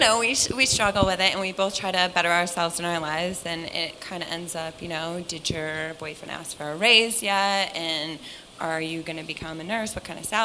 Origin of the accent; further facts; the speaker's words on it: Connecticut, United States; I'm from Connecticut